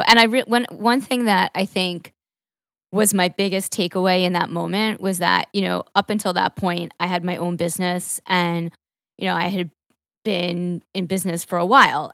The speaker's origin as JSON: {"language": "English", "area": "Long Island", "region": "New York", "country": "United States", "tie": "born or raised there", "also_born_or_lived": "Manhattan", "said": "for the first decade or so of my life, I grew up in Long Island, which was actually not in the city, but on the beach, uh, and just in the suburbs"}